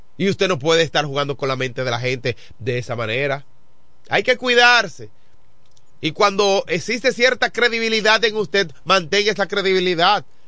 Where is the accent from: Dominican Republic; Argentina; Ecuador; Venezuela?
Dominican Republic; Yo soy de Baté